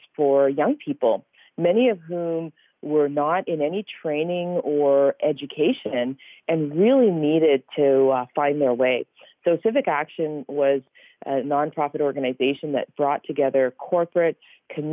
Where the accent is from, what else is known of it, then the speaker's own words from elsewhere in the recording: Pickering, Ontario, Canada; my memory of coming to Canada and growing up in Pickering. I still remember my kindergarten teacher